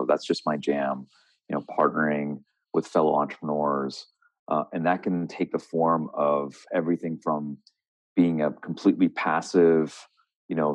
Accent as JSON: {"language": "English", "town": "Philadelphia", "region": "Pennsylvania", "country": "United States", "tie": "born or raised there", "also_born_or_lived": "Kolkata, India / Boston", "said": "I was born in Calcutta, and uh, my family moved uh, when I was a young age, um, and and you know they came to America to you know for for you know business and to launch a business, and and uh, a lot of migration happening then, and grew up in the Philly suburbs"}